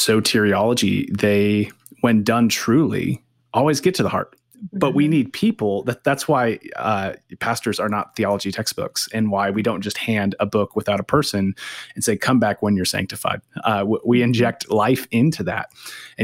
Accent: San Diego, California, United States; now in Missoula, United States; I'm originally from San Diego

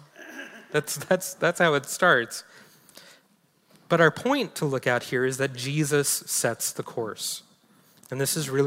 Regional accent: New York City, New York, United States; now in Montana, United States; Staten Island, where I'm originally from

